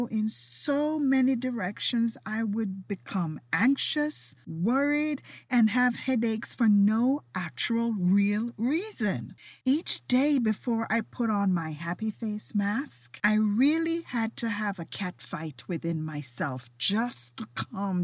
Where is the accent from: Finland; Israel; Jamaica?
Jamaica; moved away; as a kid growing up in Jamaica